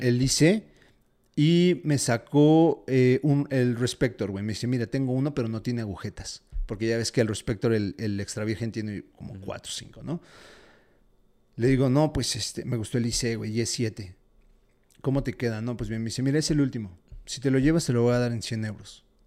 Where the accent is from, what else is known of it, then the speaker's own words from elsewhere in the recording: Mexico; soy mexicano